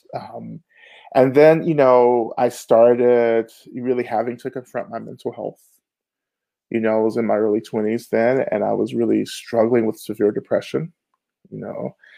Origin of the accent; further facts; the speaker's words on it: Rome, Georgia, United States; also born or lived in Boston; now in Atlanta, United States; I'm originally from Rome, Georgia, which is about an hour and a half north of Atlanta